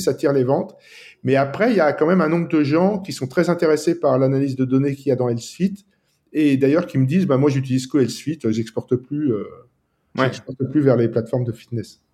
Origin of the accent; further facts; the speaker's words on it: France; also born or lived in Nice, France; je suis français et je vis à Nice, dans le sud de la France